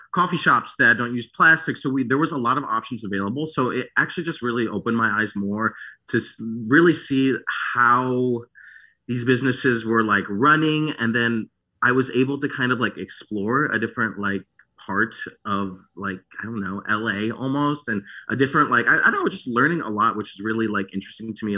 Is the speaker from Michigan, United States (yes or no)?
yes; Michigan, United States; also born or lived in France; I grew up in Michigan